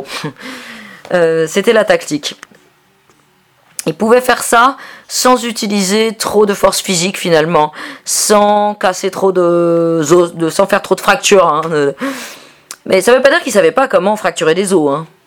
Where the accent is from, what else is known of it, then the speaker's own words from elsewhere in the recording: Virginia, United States; French is a second language; moved away as an adult; now in Barcelona, Spain; Je viens de Virginie, aux États-Unis. Depuis 2007, j'habite en Catalogne, à Barcelone. Quand je suis arrivé là-bas en 2007, j'étais cet anarchiste américain